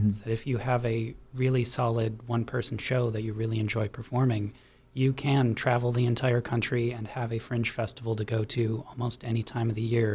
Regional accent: Minneapolis, Minnesota, United States; moved away as an adult; now in Oklahoma City, United States; I am from Minneapolis, Minnesota. Mm-hmm. Actually, one of the outer suburbs is where I grew up.

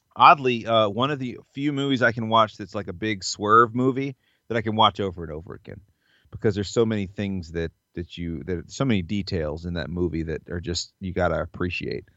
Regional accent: the South, United States; growing up in the South

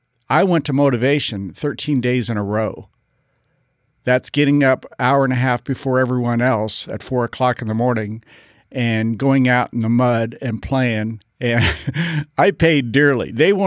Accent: Parris Island, South Carolina, United States; I was raised at Parris Island, South Carolina. My dad was a Marine Corps drill instructor.

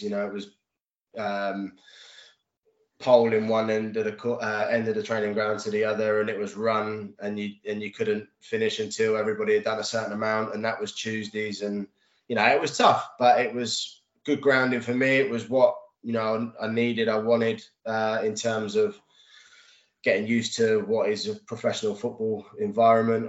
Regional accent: Reading, South East England, United Kingdom; what was my hometown club and you know i've been going to reading since the age of sort of 12 13 years old

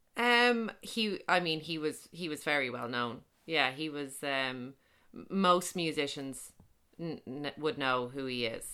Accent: Dublin, Leinster, Ireland; I grew up in Beaumont in Dublin

